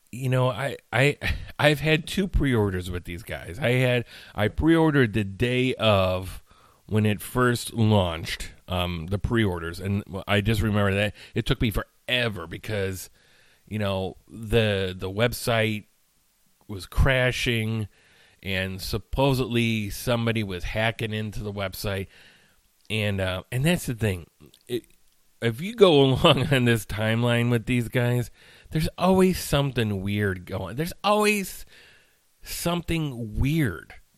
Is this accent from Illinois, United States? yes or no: yes; Chicagoland area, Illinois, United States; I consider myself from the Chicagoland area.